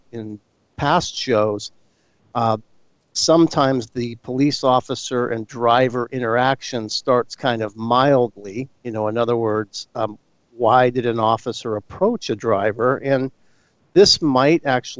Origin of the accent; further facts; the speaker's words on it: San Mateo, California, United States; State Senator Jerry Hill from San Mateo, my hometown